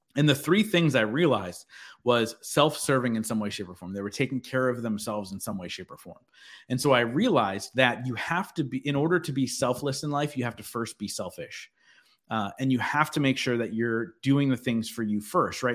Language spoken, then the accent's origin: English; Philadelphia, Pennsylvania, United States; I'm from the Philadelphia area